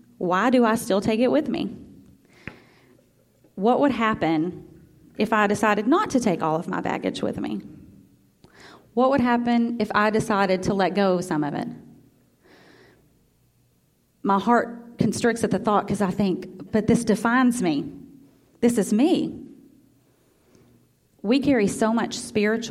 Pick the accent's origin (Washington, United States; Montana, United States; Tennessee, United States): Tennessee, United States; Memphis; also born or lived in Iuka, Mississippi; My whole family was from Iuka, Mississippi. I was born in Memphis